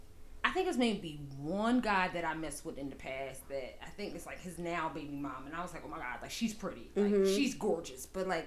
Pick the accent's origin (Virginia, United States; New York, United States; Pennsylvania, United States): Pennsylvania, United States; Williamsport; moved away; after I left Williamsport